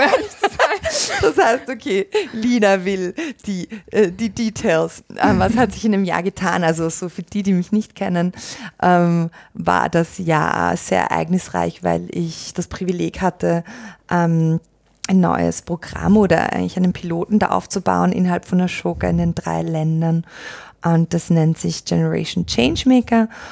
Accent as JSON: {"language": "German", "country": "Austria", "tie": "born or raised there", "also_born_or_lived": "Australia", "said": "gebürtige Australierin, aufgewachsen in Österreich. Das ist, wo ich herkomme"}